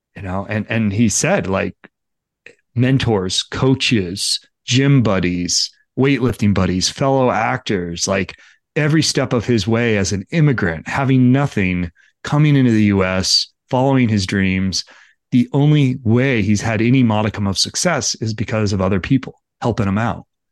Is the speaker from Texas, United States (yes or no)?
no; Livermore, California, United States; I grew up in Livermore